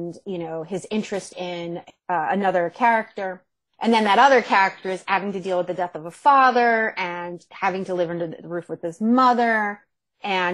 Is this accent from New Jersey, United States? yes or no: yes; Monmouth County, New Jersey, United States; moved away